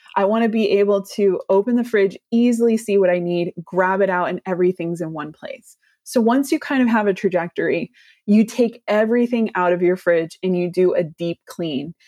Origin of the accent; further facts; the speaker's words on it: California, United States; I'm a Californian